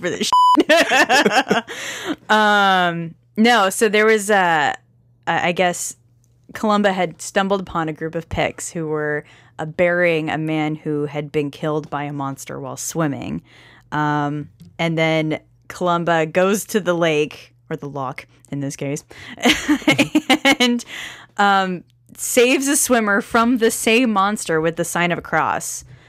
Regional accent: United States; I call myself an Anglo-Saxon American.

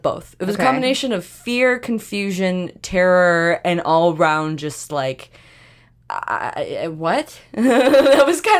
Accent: Canada; as a Canadian

